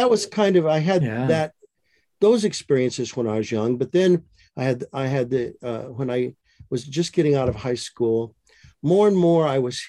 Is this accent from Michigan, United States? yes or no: yes; Michigan, United States; moved away as an adult; now in Maricopa, United States; my wife and I live in Maricopa, Arizona. We grew up in Michigan, both of us did